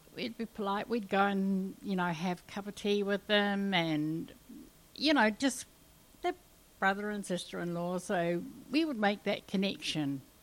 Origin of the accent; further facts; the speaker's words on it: New Zealand; moved away; also born or lived in Kalgoorlie, Australia; I come from New Zealand and I come from the wettest area in New Zealand, so we have bush galore, and and I have grown up with just being able to walk down in the bush at any time I liked